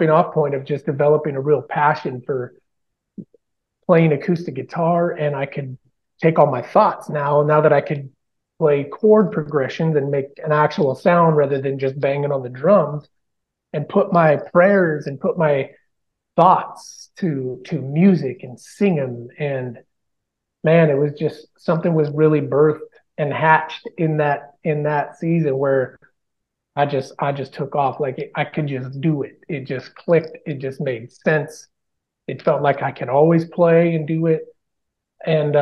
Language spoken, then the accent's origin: English; Bonanza, Oregon, United States; now in Nashville, United States; growing up in Bonanza